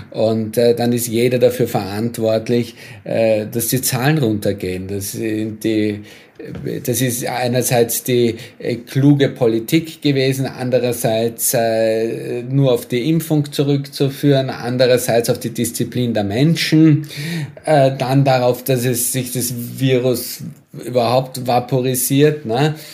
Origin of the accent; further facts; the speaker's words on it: Austria; beispielsweise mit meinem Heimatland, mit Österreich, ne? wo ja die Inzidenzen wahnsinnig hoch waren, wahnsinnig äh, spät agiert wurde